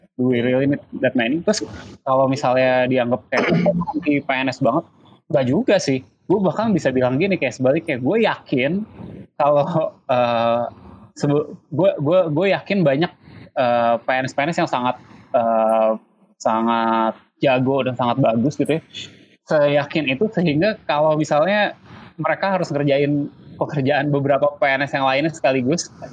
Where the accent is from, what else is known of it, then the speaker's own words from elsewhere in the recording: Indonesia; gue tinggal di Indonesia